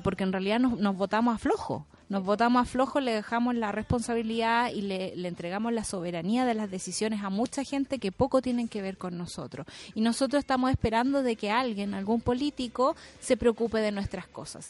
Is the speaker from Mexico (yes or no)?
no; Chile; somos los chilenos